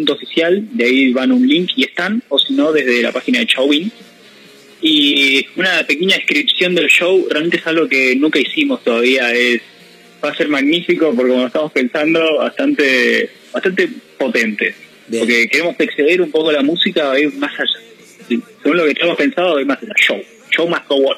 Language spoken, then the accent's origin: Spanish; Mar del Plata, Buenos Aires Province, Argentina; Exactamente, pues, nos gusta decirnos somos de Mar del Plata, somos